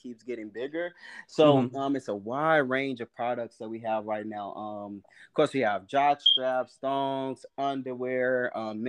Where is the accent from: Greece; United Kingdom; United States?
United States; Arlington, Texas; also born or lived in Dallas, Texas; I'm actually born in Texas, raised in like Arlington, Fort Worth area